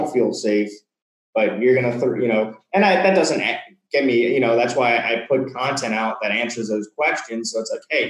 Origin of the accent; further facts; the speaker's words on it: New Orleans, Louisiana, United States; moved away as an adult; now in Mexico; I come from New Orleans, which is generally like the bottom five in the United States when it comes to, you know, in a bad way, in crime and things like